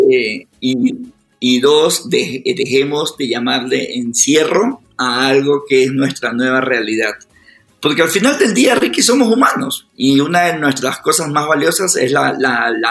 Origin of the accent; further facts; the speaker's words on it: Guayaquil, Guayas, Ecuador; now in Quito, Ecuador; estoy en Quito, yo soy de Guayaquil, mi, familia, es. mi familia cercana está en Guayaquil